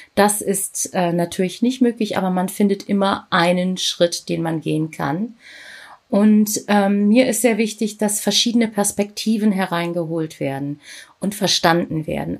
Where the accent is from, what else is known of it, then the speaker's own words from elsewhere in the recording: Germany; Ich bin hier in Deutschland geboren ja. und bin Tochter indischer Eltern